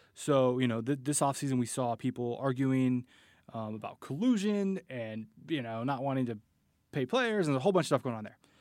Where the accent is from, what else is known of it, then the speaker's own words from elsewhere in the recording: Bay Area, California, United States; I grew up in the Bay Area